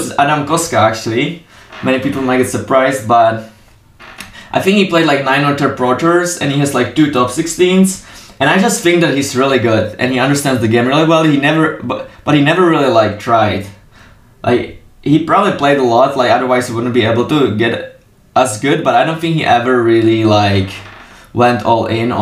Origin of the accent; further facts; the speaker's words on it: Czechia; I'm from Czech